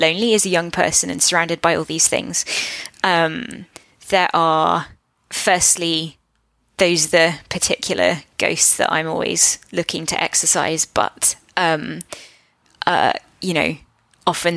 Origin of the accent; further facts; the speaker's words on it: Portsmouth, South East England, United Kingdom; I grew up in Portsmouth